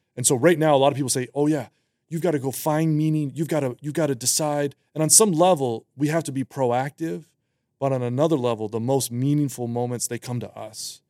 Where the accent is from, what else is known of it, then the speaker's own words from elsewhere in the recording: Western Massachusetts, United States; I was born and raised in, uh, Western Massachusetts